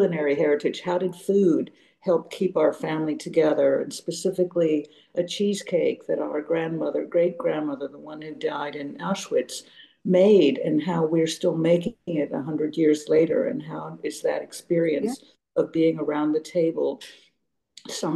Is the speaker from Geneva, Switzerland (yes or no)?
yes; Geneva, Switzerland; now in San Francisco, United States; We grew up in Geneva, Switzerland.